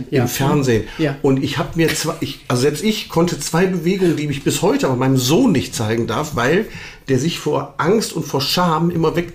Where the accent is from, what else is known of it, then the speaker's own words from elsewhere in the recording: Düsseldorf, North Rhine-Westphalia, Germany; Sie wissen ja, ich bin ja gebürtiger Düsseldorfer.